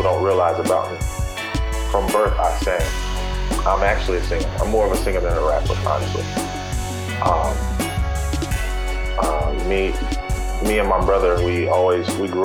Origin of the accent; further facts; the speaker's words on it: Fayetteville, North Carolina, United States; I'm from North Carolina, Fayetteville, North Carolina.